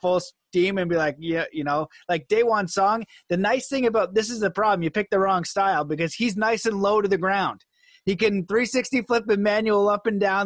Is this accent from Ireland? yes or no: no; Canada; being Canadian and, and from North America